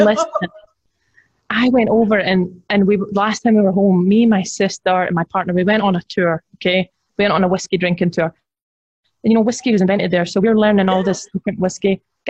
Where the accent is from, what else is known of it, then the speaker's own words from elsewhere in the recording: Edinburgh, Scotland, United Kingdom; now in Tulsa, United States; I was born and raised in Edinburgh, and all my family's still there. So I'm the only one that's over here.